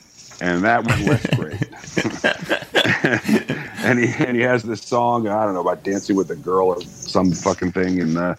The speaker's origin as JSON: {"language": "English", "town": "High Falls", "region": "New York", "country": "United States", "also_born_or_lived": "Ithaca, New York / Indiana", "moved": "as an adult", "said": "I'm from High Falls, New York, which is about an hour and a half north of Manhattan. It's a little town. It's right outside of New York City"}